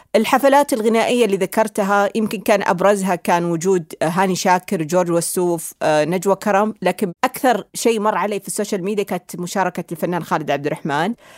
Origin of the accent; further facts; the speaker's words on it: Saudi Arabia; لنا كسعوديين